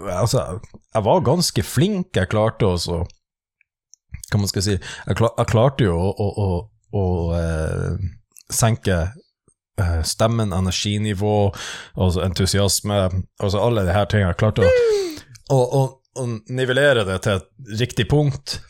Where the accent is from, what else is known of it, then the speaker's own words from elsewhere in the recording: Northern Norway, Norway; accent: Northern Norwegian; jeg fikk ikke bruke nordnorsk